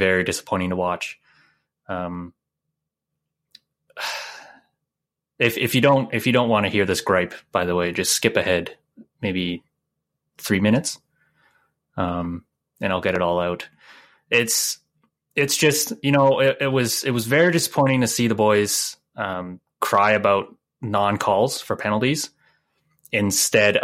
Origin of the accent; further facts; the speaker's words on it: Canada; being Canadian